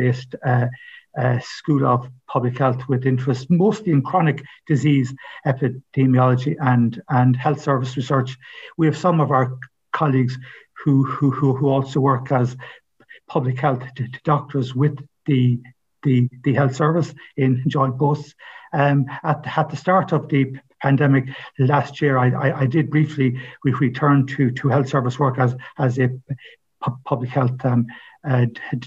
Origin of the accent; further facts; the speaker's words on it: Ballymote, Connacht, Ireland; moved away; also born or lived in Galway; I'm from Ballymote, County Sligo